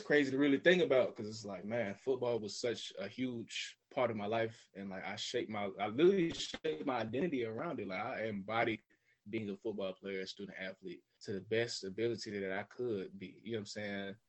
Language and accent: English; Smyrna, Georgia, United States; also born or lived in Florida / Beijing, China; I'm from Smyrna specifically, so it's just northwest of Atlanta, right outside the city. Um, born and raised here